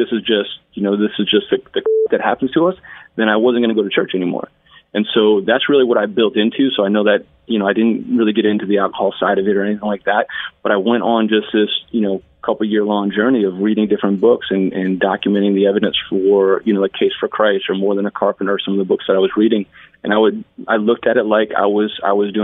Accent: Northern New Jersey, United States; I was Irish Catholic growing up in Northern New Jersey.

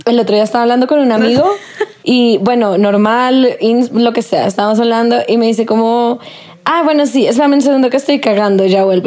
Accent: Bogotá, Colombia; como vieja rola colombiana

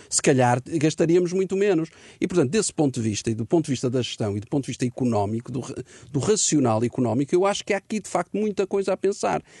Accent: Portugal; nós portugueses

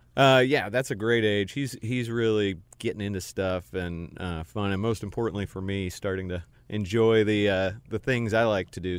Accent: Cincinnati, Ohio, United States; moved away as an adult; also born or lived in Texas / Houston / Durham / Nashville; now in Charlotte, United States; I grew up in Cincinnati, went to Duke for undergrad

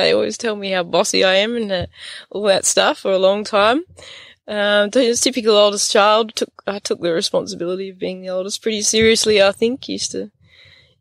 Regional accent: Gascoyne, Western Australia, Australia; also born or lived in Pilbara coast, Western Australia; I grew up in the Gascoyne

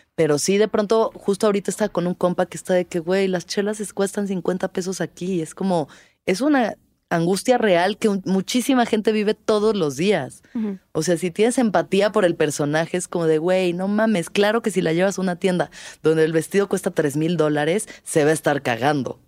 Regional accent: Mexico

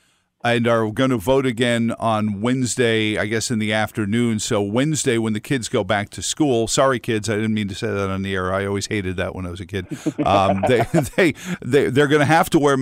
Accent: New York City, New York, United States; now in Fluvanna County, United States; I grew up in Queens

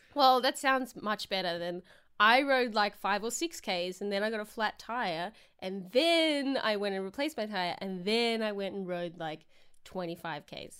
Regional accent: Victoria, Australia; moved away; I just came home from being in my hometown which is, like, two and a half hours away from Melbourne

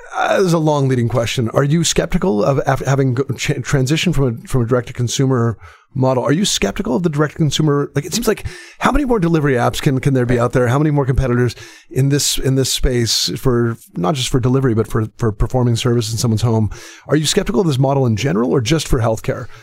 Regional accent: Canada; I'm Canadian

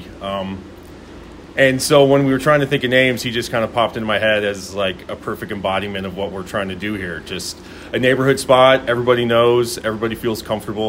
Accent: Burlingame, California, United States; Mr. Digby was my family dog growing up in Burlingame

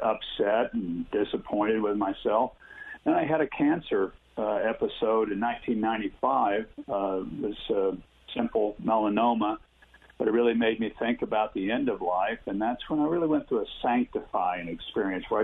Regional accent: Parker, Kansas, United States; I grew up in the Methodist Church, which was the only church that we had in our small town of Parker, Kansas, 250 people. I lived a mile and a half out of town on a farm.

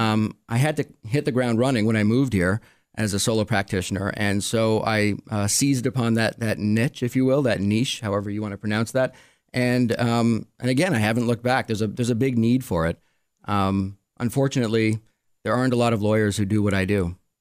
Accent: Montreal, Quebec, Canada; also born or lived in Arizona; now in Rochester, United States; I grew up in Montreal

